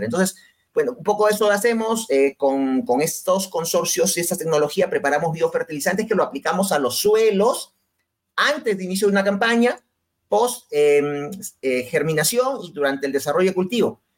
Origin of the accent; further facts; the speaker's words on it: Peru; en mi país